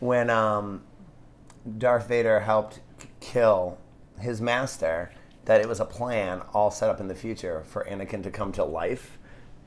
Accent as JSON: {"language": "English", "town": "Boston", "region": "Massachusetts", "country": "United States", "said": "I'm from Boston"}